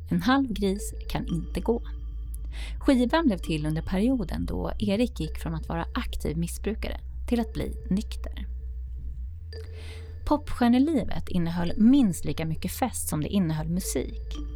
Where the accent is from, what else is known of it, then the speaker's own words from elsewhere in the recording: Gotland, Sweden; Och jag är från Gotland också